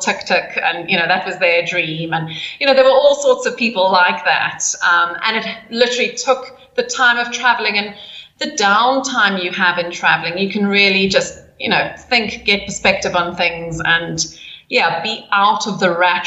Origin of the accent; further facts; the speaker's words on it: South Africa; moved away; growing up in South Africa, sort of in the late 70s and early 80s